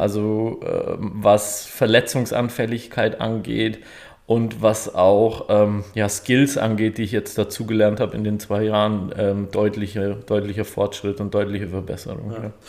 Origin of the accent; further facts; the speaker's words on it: Auerbach in der Oberpfalz, Bavaria, Germany; moved away as an adult; also born or lived in Stuttgart / Böblingen; now in Deckenpfronn, Germany; ich komme ursprünglich aus der Nähe von Nürnberg, aus Auerbach in der Oberpfalz